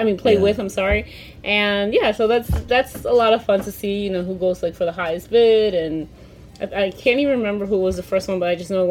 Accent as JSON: {"language": "English", "town": "New York City", "region": "New York", "country": "United States", "said": "I'm a New Yorker."}